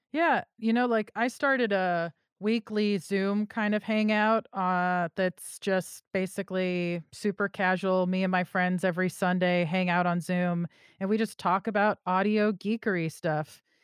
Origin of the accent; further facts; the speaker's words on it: California, United States; I'm also from California